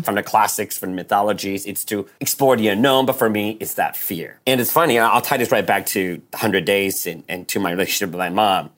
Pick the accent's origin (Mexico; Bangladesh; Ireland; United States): United States; also born or lived in Taipei, Taiwan; I grew up pretty much in the States since I was eight